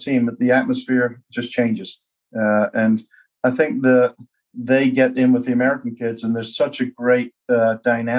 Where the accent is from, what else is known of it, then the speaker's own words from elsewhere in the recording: England, United Kingdom; moved away as an adult; also born or lived in West Country; now in United States; I came over from England